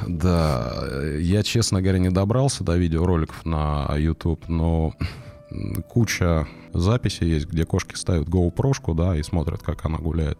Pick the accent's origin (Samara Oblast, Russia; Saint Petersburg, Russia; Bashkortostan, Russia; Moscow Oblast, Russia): Moscow Oblast, Russia; я приехал в родной, но чужой для себя город, поскольку я вырос в Подмосковье